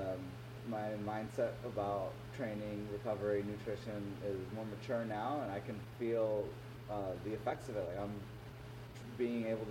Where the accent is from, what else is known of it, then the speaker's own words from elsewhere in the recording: Philadelphia, Pennsylvania, United States; accent: American; I was born in Philly, and I grew up in the United States